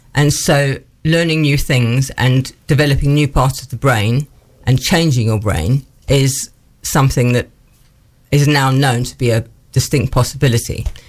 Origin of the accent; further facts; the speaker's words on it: Johannesburg, Gauteng, South Africa; moved away as an adult; now in Newark, United Kingdom; I grew up in South Africa was born in Johannesburg and lived there until I was 21 when I moved to the UK